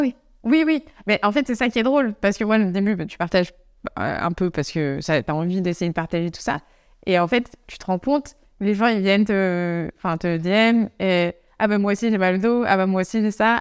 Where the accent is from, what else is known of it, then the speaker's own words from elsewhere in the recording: Savoie, near Chambéry, Auvergne-Rhône-Alpes, France; moved away as an adult; also born or lived in Annecy / Grenoble; now in Amsterdam, Netherlands; en France, je viens de Savoie, euh, donc à côté de, Chambéry, dans les montagnes